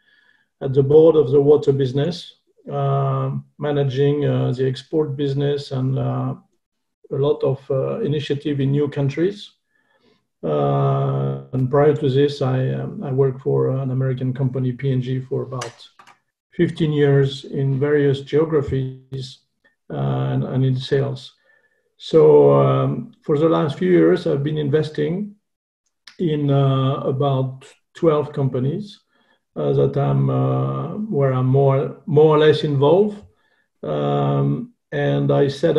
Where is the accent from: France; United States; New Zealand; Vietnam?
France; accent: French; English is a second language; As you can hear with my terrible French accent, I'm from this beautiful country.